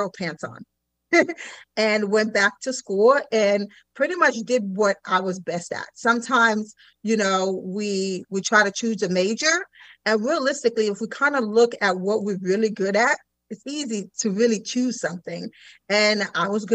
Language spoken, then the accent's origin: English; Sarasota, Florida, United States; also born or lived in Haiti; originally from the island of Haiti, so I'm an island girl, but I was raised in Sarasota.